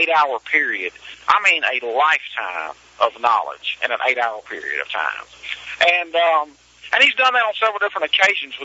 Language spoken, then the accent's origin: English; Mississippi, United States; I grew up in Mississippi